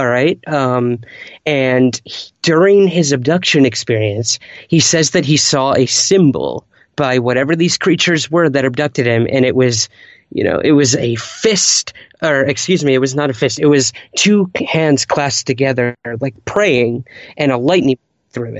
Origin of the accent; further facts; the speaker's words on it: Syracuse, New York, United States; my hometown of Syracuse, New York